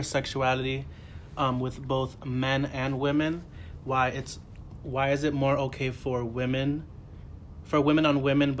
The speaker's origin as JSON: {"language": "English", "town": "Boston", "region": "Massachusetts", "country": "United States", "moved": "yes", "lives_now": "New York City, United States"}